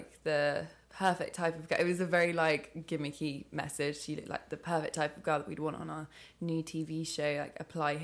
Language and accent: English; Loughborough, East Midlands, United Kingdom; I'm from Loughborough.